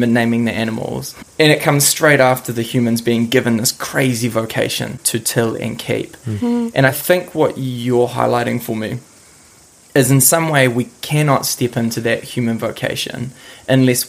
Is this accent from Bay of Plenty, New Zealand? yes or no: no; Christchurch, Canterbury, New Zealand; I grew up on Ototahi, you know, Irarawe, ngā kōhatu whakarekereko tamatea pōkai whenua, like underneath the Port Hills